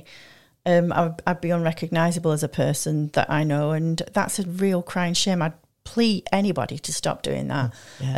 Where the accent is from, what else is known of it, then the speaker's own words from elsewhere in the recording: Manchester, North West England, United Kingdom; moved away; I came from Manchester